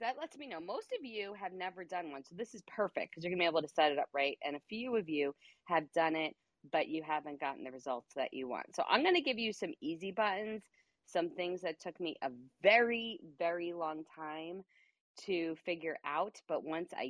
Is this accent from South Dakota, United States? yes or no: no; New York, United States; I talk very fast. I am from New York. We talk fast